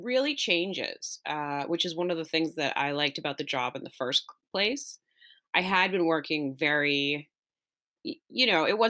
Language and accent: English; Nova Scotia, Canada; also born or lived in Massachusetts; I'm originally from Nova Scotia and moved a lot as a kid. But after university, worked at a couple restaurants in Halifax and then ended up getting sort of scooped up and going to Massachusetts.